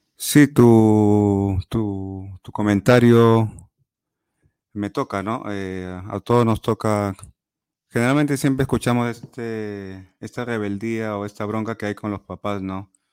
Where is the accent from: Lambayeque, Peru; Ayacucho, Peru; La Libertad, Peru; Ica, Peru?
Lambayeque, Peru; Chiclayo; moved away; also born or lived in Lima; soy de Chiclayo, es una ciudad al, al norte de Perú